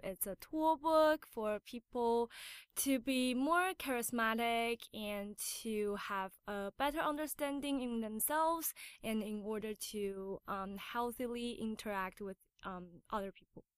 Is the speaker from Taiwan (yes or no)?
yes; Taiwan; English is a second language; moved away; also born or lived in United States / Canada; I was born in America, but I was raised in Taiwan